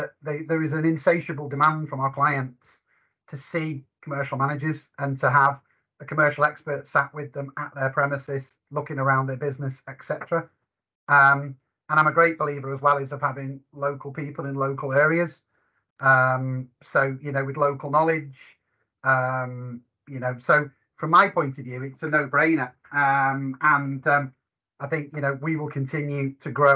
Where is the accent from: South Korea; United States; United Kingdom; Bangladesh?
United Kingdom; Liverpool, North West England; accent: Scouse; I'm a Scouser by trade.